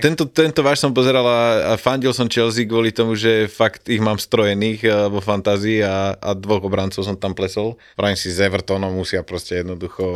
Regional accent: Banská Bystrica, Banská Bystrica Region, Slovakia; som z Bystrice

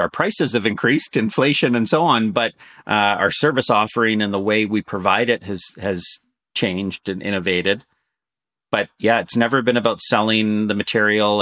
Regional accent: Canada; also born or lived in San Francisco, United States; I'm, I'm Canadian and I'm, I've been raised mostly in Canada

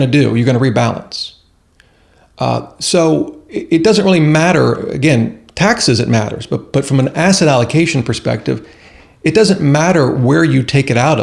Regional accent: Ohio, United States; moved away; I'm originally from Ohio and the cornfields

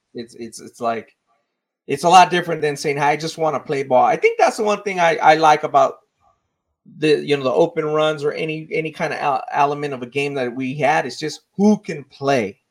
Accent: South Gate, California, United States; Growing up in Southgate

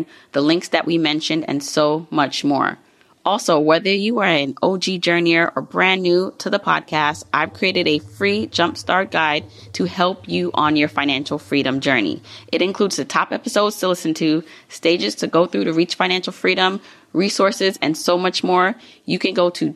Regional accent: New York City, New York, United States; I grew up in multiple areas, I like to say, like Brownsville, and most recently, like Fort Greene

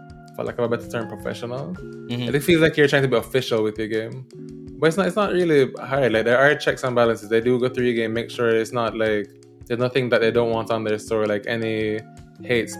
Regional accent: Jamaica; I'm from Jamaica

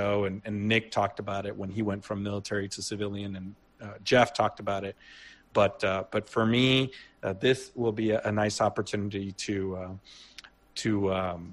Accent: Puerto Rico; moved away; Growing up in Puerto Rico

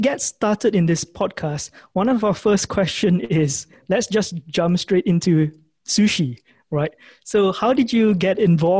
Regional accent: Malaysia; So I'm actually from Malaysia.

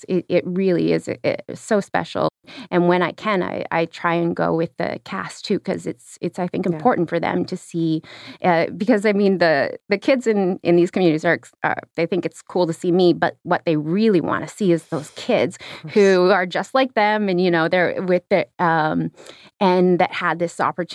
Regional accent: the Arctic, Canada; I'm from the Arctic.

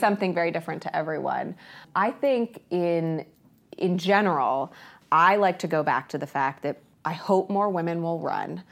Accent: Ohio, United States; also born or lived in Columbus, Ohio / Lorain County, Ohio / Licking County, Ohio; I grew up in two places. My mom and dad divorced when I was little. I was born in Columbus, but, uh, my dad moved to Lorain County. My mom moved to Licking County

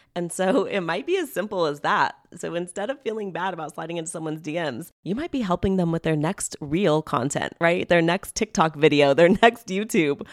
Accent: Hacienda Heights, California, United States; moved away; I grew up in Hacienda Heights, California

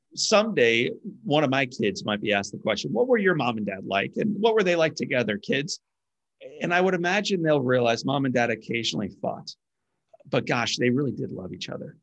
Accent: Midwest, United States; I grew up in the Midwest

